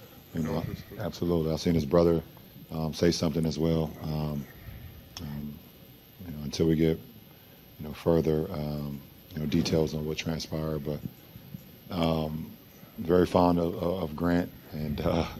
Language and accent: English; Akron, Ohio, United States; my hometown of Akron